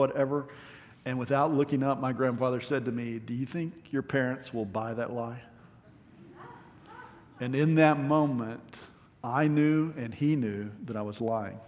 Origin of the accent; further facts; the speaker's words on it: West Texas, United States; growing up in West Texas